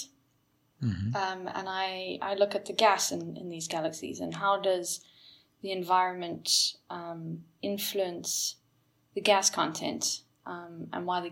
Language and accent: English; Cape Town, Western Cape, South Africa; moved away as an adult; now in Netherlands; born and brought up in Cape Town. Very proudly South African. But enjoying the cold of the north at the moment.